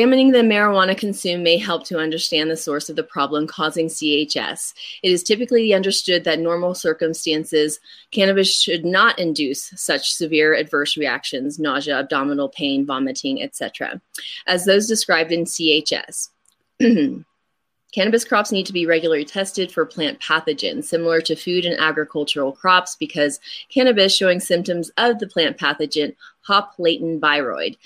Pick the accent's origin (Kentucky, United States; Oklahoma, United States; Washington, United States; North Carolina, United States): Oklahoma, United States; growing up in Oklahoma